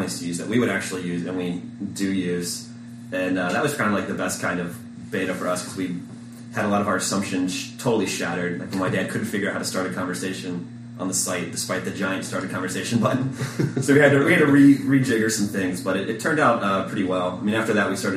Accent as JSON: {"language": "English", "region": "Midwest", "country": "United States", "moved": "yes", "lives_now": "California, United States", "said": "we're both from the Midwest, and we moved out to sunny California"}